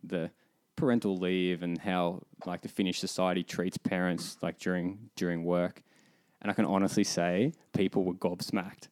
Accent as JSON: {"language": "English", "town": "Melbourne", "region": "Victoria", "country": "Australia", "moved": "as an adult", "lives_now": "Finland", "said": "Speaking as an Aussie"}